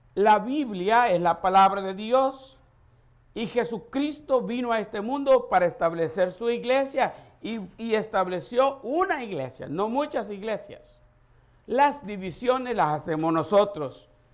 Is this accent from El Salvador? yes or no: yes; El Salvador; moved away; Nosotros le decimos pacha en El Salvador